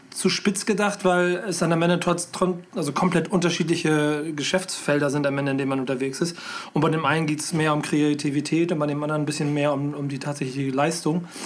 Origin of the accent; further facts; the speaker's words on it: Hamburg, Germany; ich bin ja Hamburger